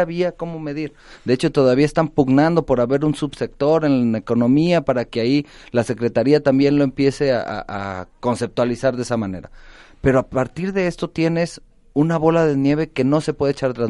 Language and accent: Spanish; Mexico; nos define como mexicanos